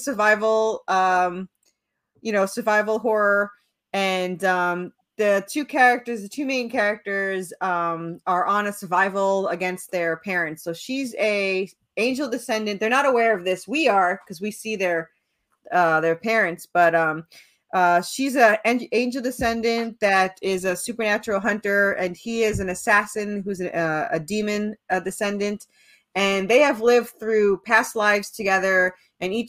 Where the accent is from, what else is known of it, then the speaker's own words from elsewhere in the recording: New York, United States; I'm from New York. So, I was used to going to the city